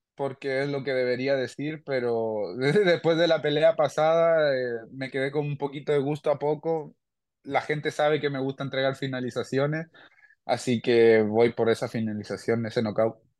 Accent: Chile; mi gente chilena

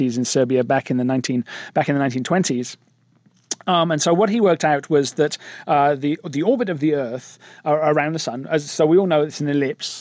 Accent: England, United Kingdom; moved away; I'm English.

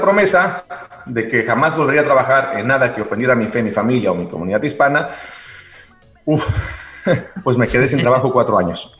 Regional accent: Xicoténcatl, Tamaulipas, Mexico; also born or lived in Ciudad Mante, Tamaulipas / New York / Mexico City / Miami; now in Los Angeles, United States; Yo nací en Ciudad Mante, Tamaulipas, y crecí en Jicotencal, Tamaulipas

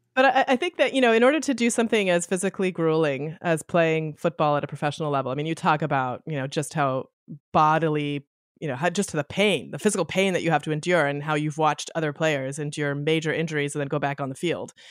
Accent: Canada; I grew up in Canada, football was, was not a part of the culture of mine growing up

